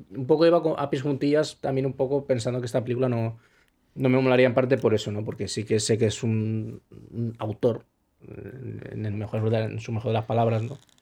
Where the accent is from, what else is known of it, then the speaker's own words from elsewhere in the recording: Spain; soy, soy español